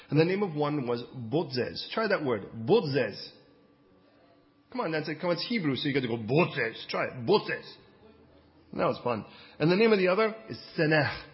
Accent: California, United States; I mean, I came from California, and California, most of the stuff was Spanish.

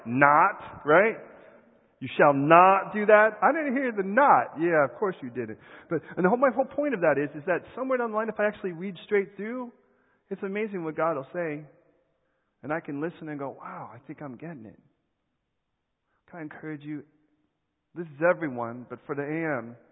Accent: United States; I am American

